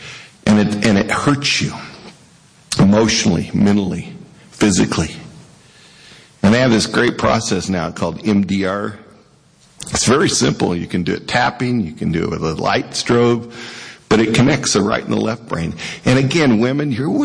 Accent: Western Colorado, United States; moved away; I was from Western Colorado.

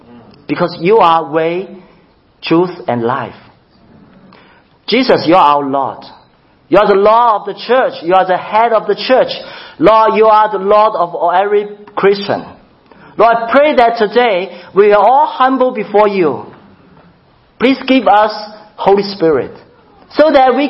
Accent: China; moved away as an adult; I come from China. I've served in China for a pastor for 14 years

